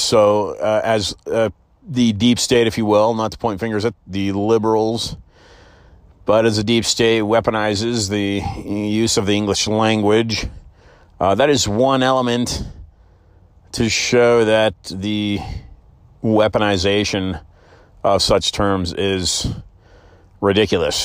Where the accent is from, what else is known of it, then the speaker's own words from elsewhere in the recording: Oakland, California, United States; when I was growing up in, uh, San Francisco Bay Area